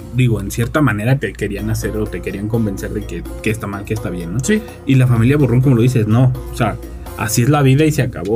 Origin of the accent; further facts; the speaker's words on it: Mexico; así somos los mexicanos